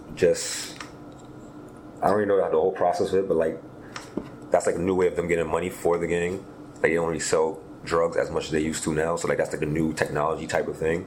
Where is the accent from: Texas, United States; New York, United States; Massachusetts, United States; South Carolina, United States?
New York, United States; New York City; I grew up in East Flatbush, Brooklyn, New York.